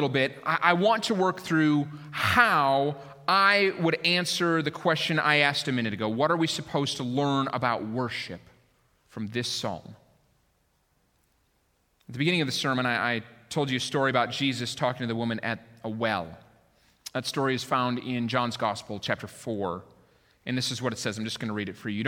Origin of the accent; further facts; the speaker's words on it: Minneapolis, Minnesota, United States; moved away as an adult; also born or lived in Colorado / Lake Michigan area; I was born in Minnesota. I lived there for 22 years.